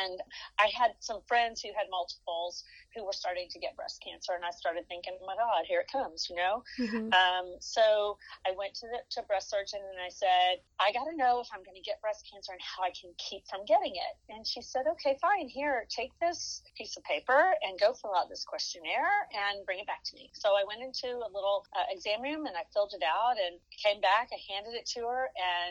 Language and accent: English; Dallas, Texas, United States; I born and raised in Dallas.